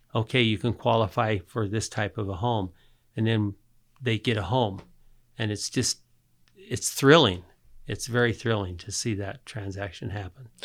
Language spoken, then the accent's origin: English; Murray, Utah, United States; also born or lived in San Diego; I was born here in Murray, lived in San Diego. In fact, I grew up just about two blocks from here